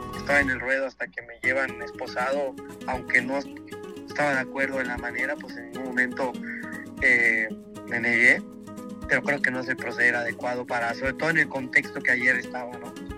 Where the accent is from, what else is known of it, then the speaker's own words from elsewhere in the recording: Mexico; quiero torear en mi tierra